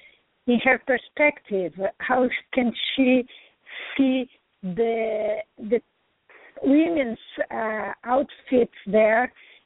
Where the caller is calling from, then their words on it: New York, United States; coming from New York?